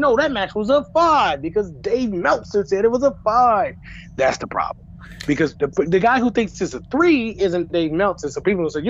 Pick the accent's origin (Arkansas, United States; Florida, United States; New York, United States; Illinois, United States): Illinois, United States; Chicago; now in California, United States; I'm out in Cali. I mean, you know, I'm from Chicago. Now, I moved out here